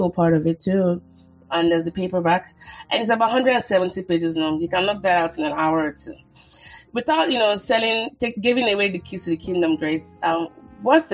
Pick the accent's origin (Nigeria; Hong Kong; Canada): Nigeria; I'm Nigerian